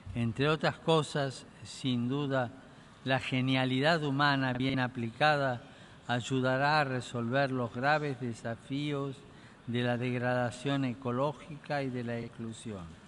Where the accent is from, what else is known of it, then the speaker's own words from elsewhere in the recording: Argentina; mi tierra natal